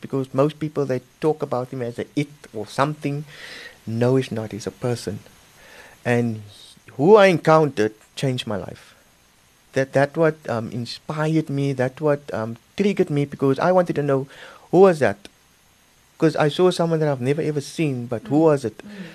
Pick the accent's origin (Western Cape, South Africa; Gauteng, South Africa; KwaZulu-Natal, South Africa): Western Cape, South Africa; Cape Town; moved away; I'm originally from Cape Town